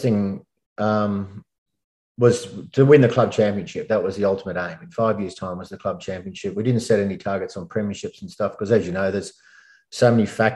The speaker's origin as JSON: {"language": "English", "town": "Bathurst", "region": "New South Wales", "country": "Australia", "tie": "born or raised there", "moved": "as an adult", "lives_now": "Sydney, Australia", "said": "I moved from Bathurst, grew up there, went to school and uni there, and then moved down to Sydney"}